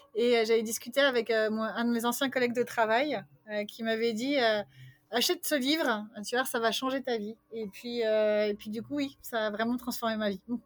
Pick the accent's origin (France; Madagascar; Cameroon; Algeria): France; moved away as an adult; also born or lived in Vancouver, Canada / Montreal, Canada; now in Bulgaria; j'ai quitté la France quand j'avais 30 ans